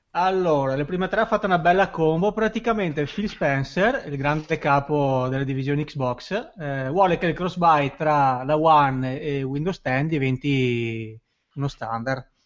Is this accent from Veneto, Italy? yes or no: yes; Veneto, Italy; accent: Venetian; Io sono quello con l'accento veneto